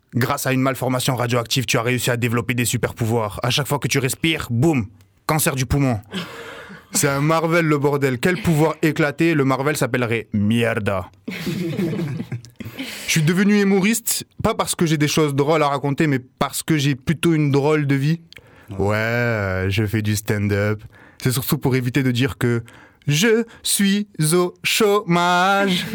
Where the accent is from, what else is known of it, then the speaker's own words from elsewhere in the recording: Marseille, Provence-Alpes-Côte d'Azur, France; en tant que bon Marseillais